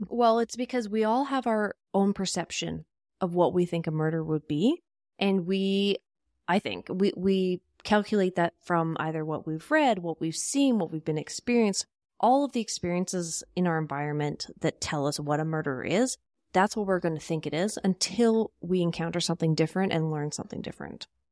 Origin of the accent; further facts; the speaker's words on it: Canada; I'm Canadian. We, we are Canadian